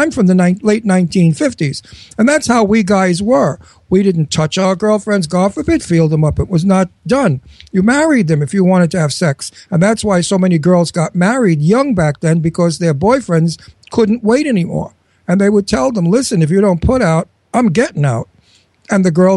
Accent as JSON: {"language": "English", "town": "New York City", "region": "New York", "country": "United States", "tie": "born or raised there", "also_born_or_lived": "Brooklyn, New York", "said": "I was born in Brooklyn, and I was raised in Astoria, Queens. So I'm really a Brooklyn, Queens guy"}